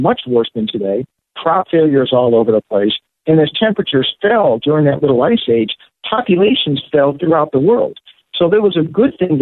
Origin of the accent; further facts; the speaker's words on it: Connecticut, United States; when I was a kid in the 1970s growing up in Connecticut